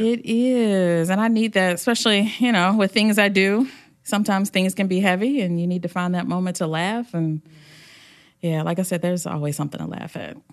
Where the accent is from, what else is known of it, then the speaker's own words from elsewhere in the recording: Hampton, Virginia, United States; home is the Hampton Roads area. I grew up in Hampton